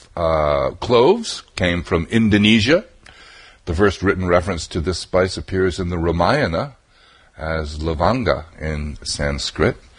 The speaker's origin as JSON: {"language": "English", "region": "New England", "country": "United States", "tie": "born or raised there", "also_born_or_lived": "Vermont", "said": "I grew up in New England"}